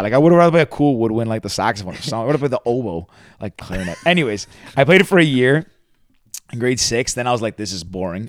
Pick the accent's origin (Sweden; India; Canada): Canada; Mississauga, Ontario; now in Toronto, Canada; I grew up in Mississauga.